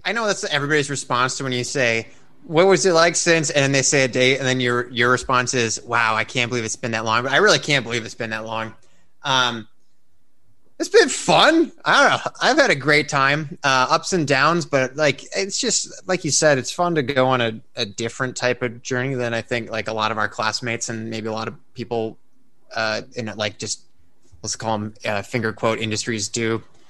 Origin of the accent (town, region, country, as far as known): Oregon, Illinois, United States; born or raised there